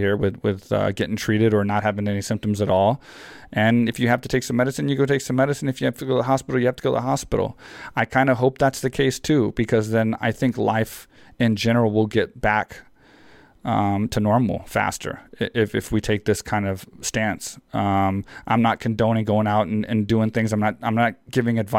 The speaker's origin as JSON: {"language": "English", "region": "Texas", "country": "United States", "tie": "born or raised there", "said": "I grew up in Texas where on your like 9th birthday, you get like a 22"}